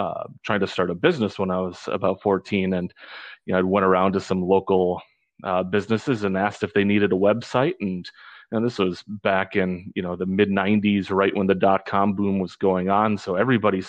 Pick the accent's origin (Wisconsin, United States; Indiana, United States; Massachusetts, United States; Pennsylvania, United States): Wisconsin, United States; northern; also born or lived in Nogales, Arizona; now in Orange County, California, United States; I was born and raised up in northern Wisconsin